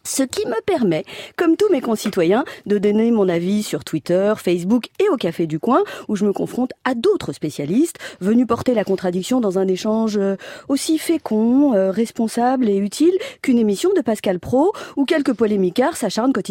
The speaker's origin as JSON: {"language": "French", "country": "France", "said": "je suis française"}